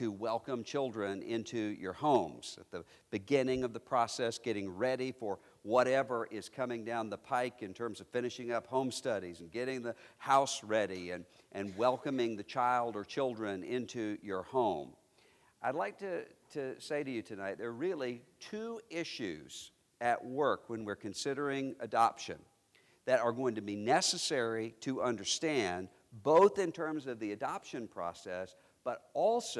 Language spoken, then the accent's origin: English; Mississippi, United States; I am a Mississippian. My native state is Mississippi